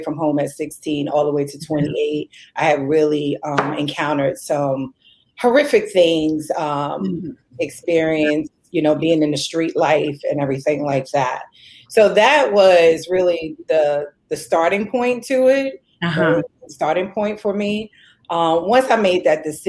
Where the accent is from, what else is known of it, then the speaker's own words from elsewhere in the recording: New York, United States; moved away as an adult; also born or lived in Wilmington, North Carolina; I'm originally from New York